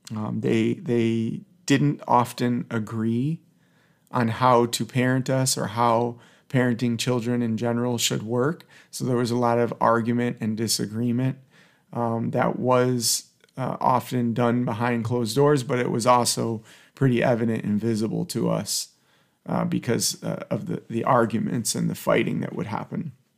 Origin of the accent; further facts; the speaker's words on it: Detroit, Michigan, United States; I grew up in the Detroit area